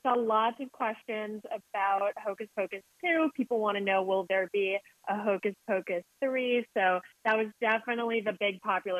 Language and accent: English; San Francisco, California, United States; Being from San Francisco myself